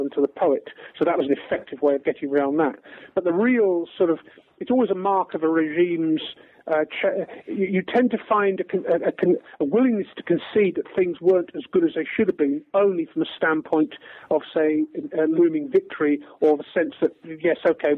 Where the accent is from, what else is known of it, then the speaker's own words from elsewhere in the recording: England, United Kingdom; I'm English